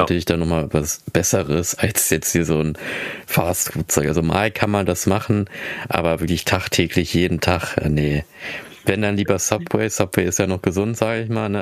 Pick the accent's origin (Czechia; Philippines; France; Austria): Philippines; now in Germany; ich komme aus den Philippinen